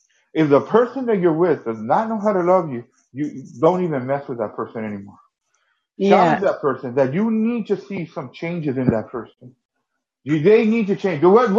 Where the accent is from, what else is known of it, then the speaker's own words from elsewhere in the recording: United States; I'm only American. I can't give that to Canadians.